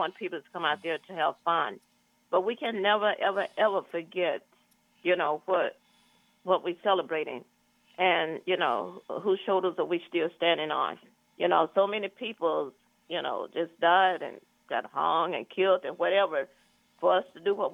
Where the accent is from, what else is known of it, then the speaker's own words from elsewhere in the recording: Arkansas, United States; moved away as an adult; now in California, United States; I'm from Arkansas, and I did not find out about Juneteenth until I came to California